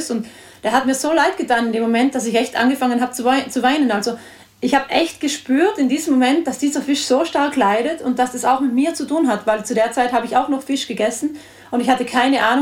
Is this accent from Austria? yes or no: no; Trentino-Alto Adige, Italy; Ja, genau. Ich bin aus Südtirol, ja.